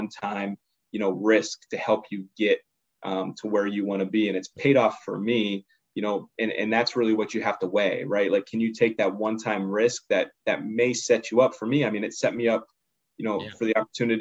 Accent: Pittsburgh, Pennsylvania, United States; also born or lived in Harrisburg, Pennsylvania; I'm originally from the Pittsburgh area, so I had family that I could stay with right when I was there

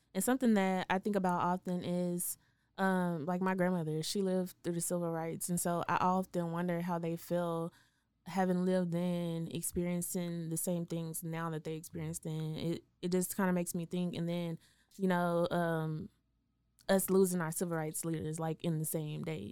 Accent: Waco, Texas, United States; born or raised there; moved away as an adult; also born or lived in Dallas-Fort Worth

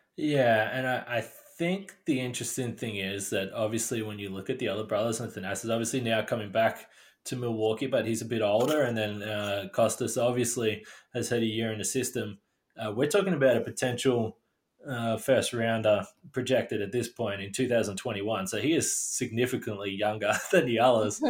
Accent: Australia; being Australian

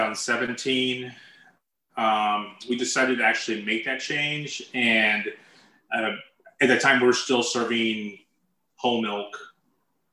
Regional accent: El Paso, Texas, United States; moved away; I'm originally from El Paso, and I moved here

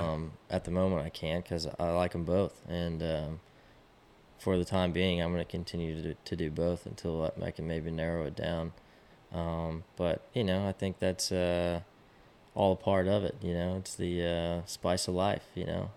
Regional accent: Austin, Texas, United States; I, I grew up in Austin

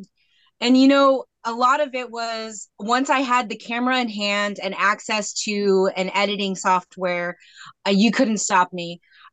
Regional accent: Federal Way, Washington, United States; also born or lived in Metlakatla, Alaska; Well, I'm actually from a small fishing village in Alaska called Metlakatla. Okay. And that's where I spent the first part of my childhood and then the rest of my summers until I was 18. But I grew up in the Federal Way area

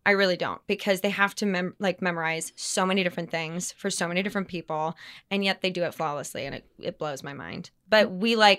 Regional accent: Minnesota, United States; moved away; I'm from Minnesota

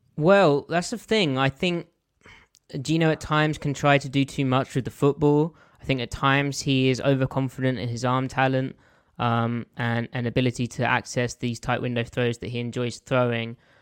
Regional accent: south of England, United Kingdom; accent: English; I am not a Geordie. I, I'm from the south of England.

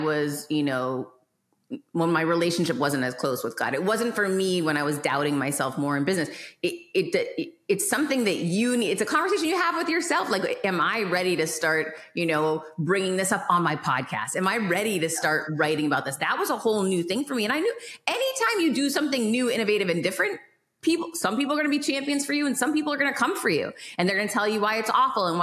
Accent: Worcester, Massachusetts, United States; I grew up in Worcester, Massachusetts, which is not the most beautiful place in the world

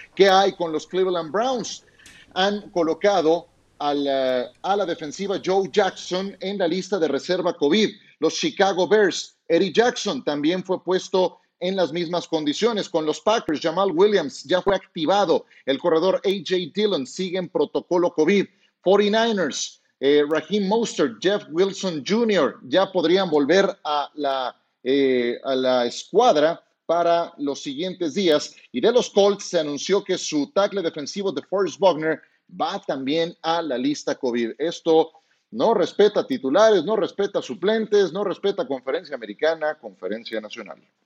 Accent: Mexico; siendo mexicano

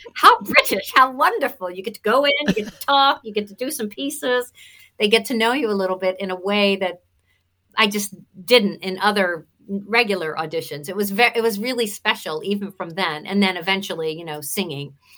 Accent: Cinnaminson, New Jersey, United States; accent: Jersey twang; also born or lived in Atlanta, Georgia; I was born and raised in South Jersey.

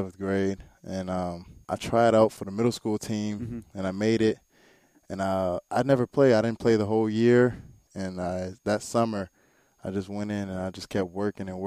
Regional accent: Clearwater, Florida, United States; also born or lived in Bakersfield, California / Tampa, Florida; I was raised here in Florida, Clearwater.

